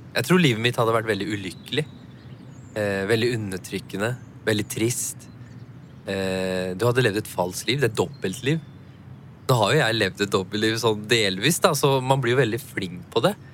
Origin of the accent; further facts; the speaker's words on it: Norway; Jeg har jo pakistanske foreldre. Jeg er jo født og oppvokst i Norge